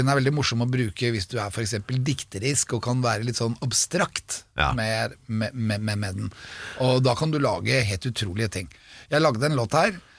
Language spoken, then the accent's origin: Norwegian; Norway; jeg er norsk